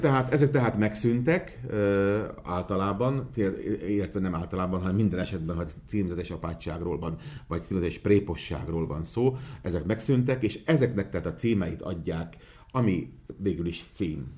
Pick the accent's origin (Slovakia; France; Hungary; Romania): Slovakia; Komárno, Nitra Region; first language Hungarian; Én Komáromból származok, és Komáromban az akkori plébános Matuska Pálkalnok úr volt, az én gyerekkoromban